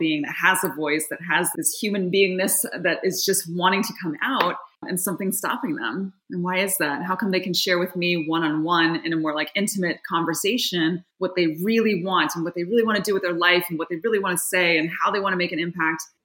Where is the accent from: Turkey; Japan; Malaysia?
Japan; Yokohama, Kanagawa; moved away as an adult; now in Seattle, United States; I was born and raised in Yokohama, Japan. My father is full Japanese. My mother was American. And I was born and raised there until I was 18, but I went to an American school.